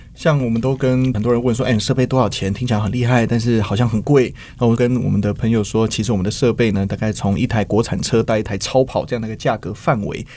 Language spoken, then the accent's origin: Chinese; Taiwan; 像我们台湾人很喜欢吃的水饺或锅贴